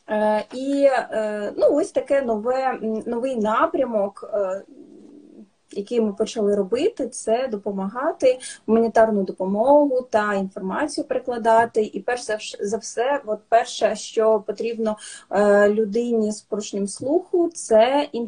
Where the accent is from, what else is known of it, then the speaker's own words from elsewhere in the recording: Ukraine; Ми з України.